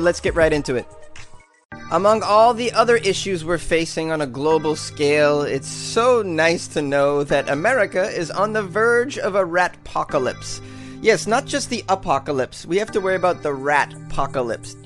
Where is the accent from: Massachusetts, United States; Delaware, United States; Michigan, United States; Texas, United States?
Massachusetts, United States; Boston; moved away; also born or lived in New York City; Boston, which is my hometown